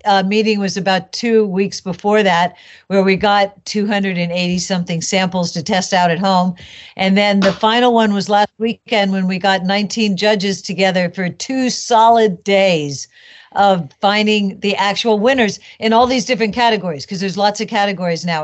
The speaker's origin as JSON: {"language": "English", "town": "San Francisco", "region": "California", "country": "United States", "tie": "born or raised there", "said": "I was born and raised in San Francisco"}